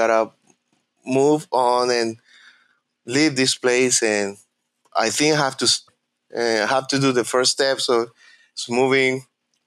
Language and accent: English; Maracay, Aragua, Venezuela; English is a second language; moved away as an adult; also born or lived in Barquisimeto, Venezuela; now in Coral Springs, United States; I was born and raised in Maracay